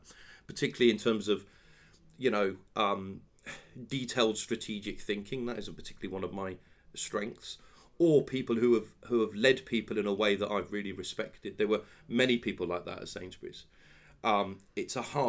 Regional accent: Penzance, South West England, United Kingdom; moved away as an adult; now in London, United Kingdom; I'm from Penzance in Cornwall

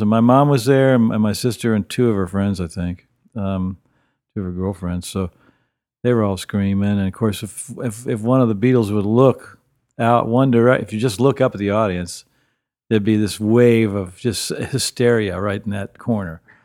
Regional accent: Wheeling, West Virginia, United States; I'm from Wheeling, West Virginia, which is on the northern panhandle of the state.

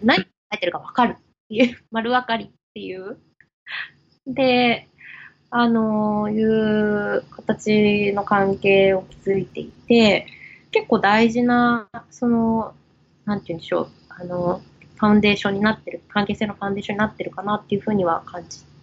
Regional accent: Japan; moved away as an adult; 生まれ、生まれ育ちはですね、あの、ずっと日本ででして

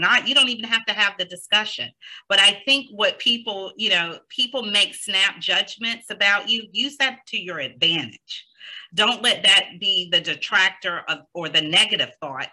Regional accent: the South, United States; now in New Jersey, United States; I am from the South, and I am so used to pausing and letting people complete their sentence

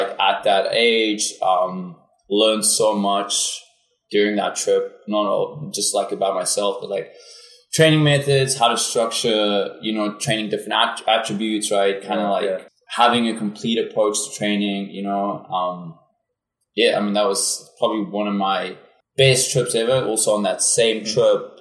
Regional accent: South Africa; first language Afrikaans; English is a second language; moved away as an adult; now in United States; I'm originally from South Africa. Moved to the United States in 2016

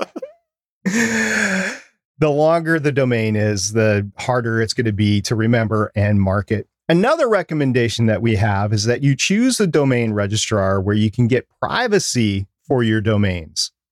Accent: United States; I am American

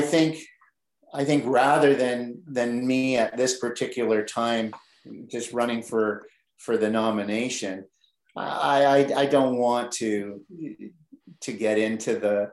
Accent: Oshawa, Ontario, Canada; I grew up in Oshawa

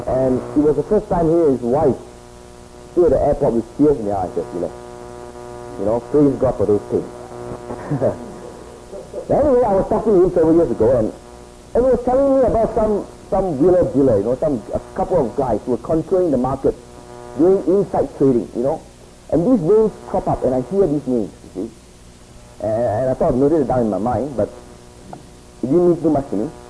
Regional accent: Singapore; moved away as an adult; also born or lived in Hong Kong; I grew up in Singapore. It is sort of a little bit away from Hong Kong.

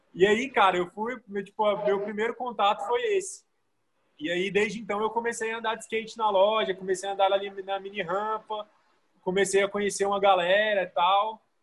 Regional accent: Goiânia, Goiás, Brazil; Eu sou daqui de Goiânia

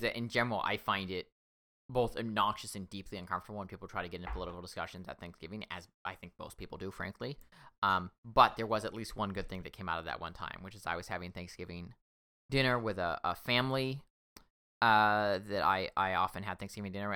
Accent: Washington, United States; I'm from Washington State

